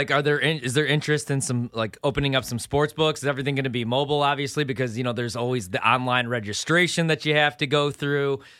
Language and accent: English; Chicago, Illinois, United States; moved away; I'm from Chicago originally